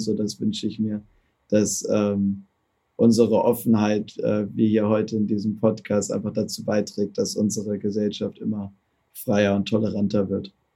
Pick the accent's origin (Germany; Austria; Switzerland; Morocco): Germany; Bin halt auch Deutscher